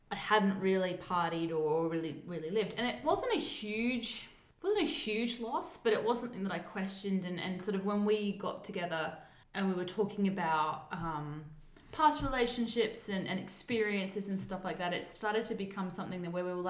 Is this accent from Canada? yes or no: no; South Australia, Australia; I grew up, we went to Maslin Beach because I'm from South Australia